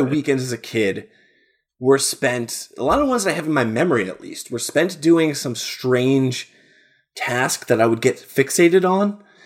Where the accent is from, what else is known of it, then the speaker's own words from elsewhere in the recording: New Jersey, United States; my small state of New Jersey